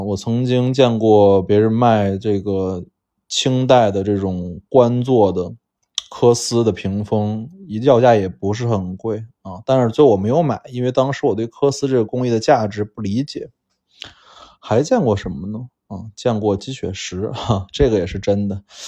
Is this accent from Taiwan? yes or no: no; Shenzhen, Guangdong, China; 我生在深圳